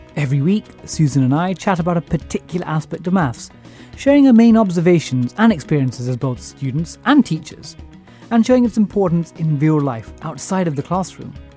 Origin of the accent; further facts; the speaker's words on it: London, United Kingdom; I grew up in East Ham, got a scholarship to Eton